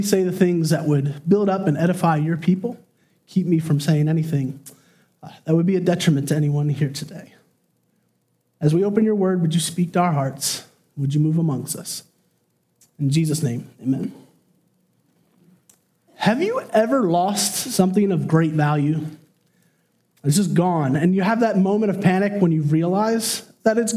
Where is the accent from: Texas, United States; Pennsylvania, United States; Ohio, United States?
Pennsylvania, United States; Chester County; We grew up in Chester County.